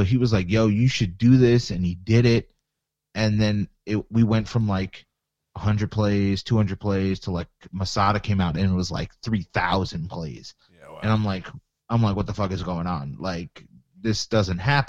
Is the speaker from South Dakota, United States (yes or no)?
no; Long Island, New York, United States; I'm from Long Island